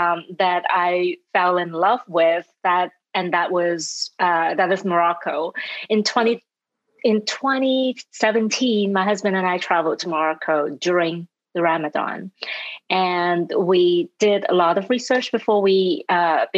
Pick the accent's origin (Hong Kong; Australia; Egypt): Hong Kong; moved away as an adult; also born or lived in Europe; now in United States; I was born and raised in Hong Kong